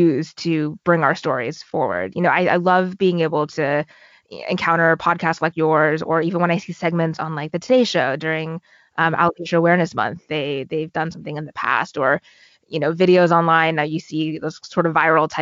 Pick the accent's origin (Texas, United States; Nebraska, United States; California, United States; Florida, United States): California, United States; moved away as an adult; also born or lived in Los Angeles / Washington, District of Columbia, United States; now in New York, United States; I'm originally from California.